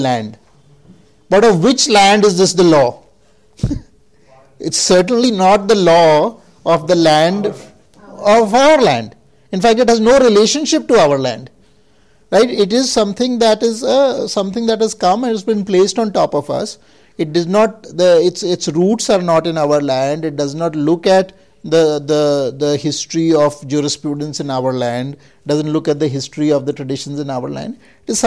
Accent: India

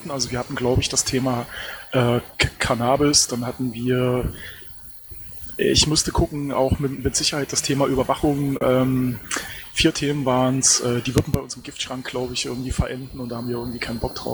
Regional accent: Saxony-Anhalt, Germany; ich komme aus LSA. Uns ist ein ziemlich heftiger Unfall passiert. Wir können halt an den Landtagswahlen nicht teilnehmen.

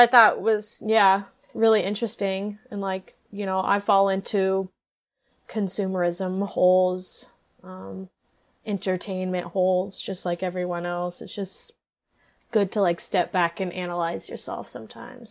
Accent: Norwalk, Iowa, United States; also born or lived in Nashville, Tennessee; I'm from Norwalk, Iowa.

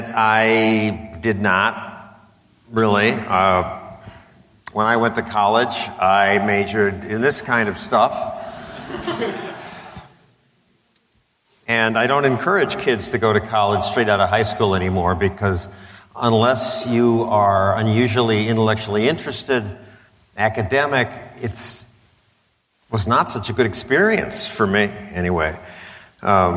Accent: Wilmette, Illinois, United States; I grew up in Wilmette

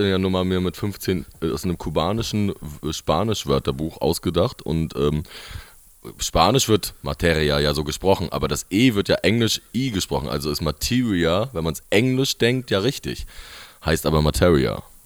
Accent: Rostock, Mecklenburg-Vorpommern, Germany

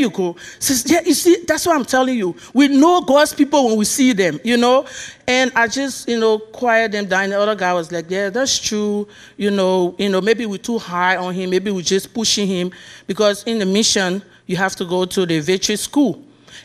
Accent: Liberia; moved away; I'm from Liberia. That's why you hear the accent.

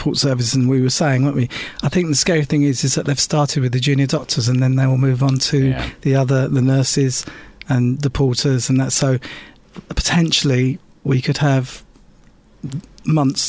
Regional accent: Epping, East of England, United Kingdom; there was a hospital in my hometown, which is Epping

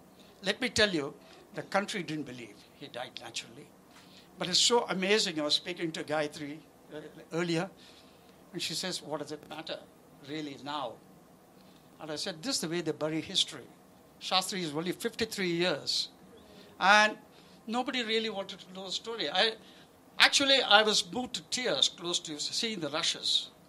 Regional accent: India; born there; I was born in British India. India became free when I was 5.

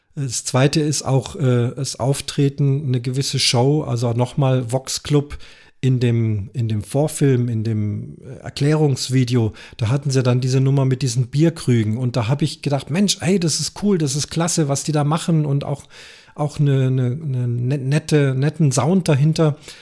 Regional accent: Munich, Bavaria, Germany; Ich selber bin Münchner

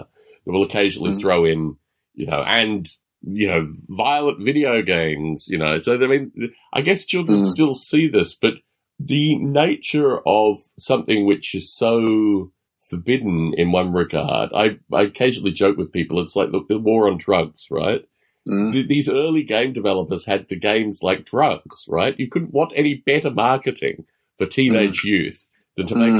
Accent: Australia; growing up in Australia

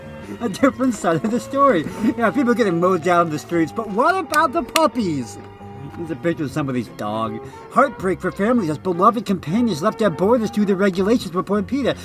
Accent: Oregon, United States; I'm from Oregon

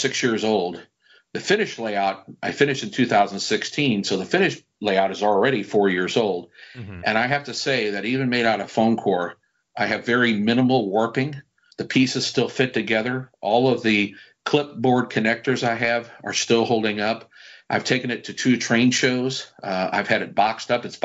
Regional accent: United States; Being an American modeler

